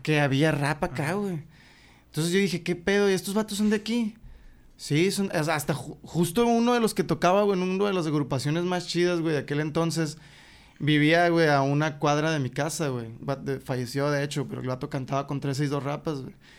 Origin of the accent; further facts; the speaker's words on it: Hermosillo, Sonora, Mexico; Yo soy de Jesús García, güey. Salías de Jesús García, Leí 57.